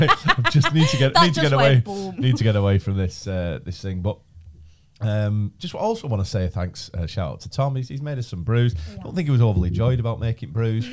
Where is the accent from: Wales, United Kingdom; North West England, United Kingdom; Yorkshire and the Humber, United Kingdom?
North West England, United Kingdom; Chorley; I'm 38 from Chorley